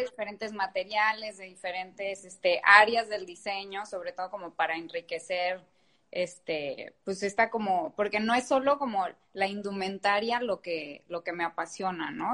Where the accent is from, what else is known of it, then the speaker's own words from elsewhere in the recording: Guadalajara, Jalisco, Mexico; soy de Guadalajara y en Jalisco hay muchísima industria